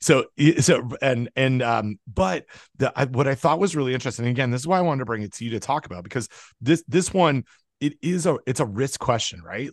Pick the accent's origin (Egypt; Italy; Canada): Canada; when I was growing up in Canada